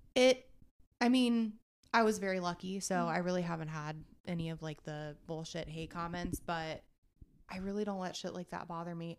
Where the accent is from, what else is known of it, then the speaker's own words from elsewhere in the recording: Eaton, Ohio, United States; I'm from Eaton, Ohio